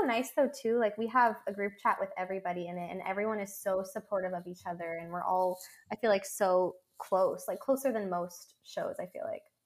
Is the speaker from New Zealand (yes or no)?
no; Monroe, Washington, United States; moved away as an adult; now in Los Angeles, United States; we're from Monroe